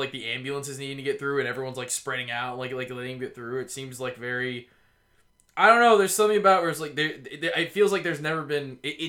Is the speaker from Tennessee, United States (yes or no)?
yes; Tennessee, United States; also born or lived in Georgia; A good part of me comes from being growing up in the Tennessee.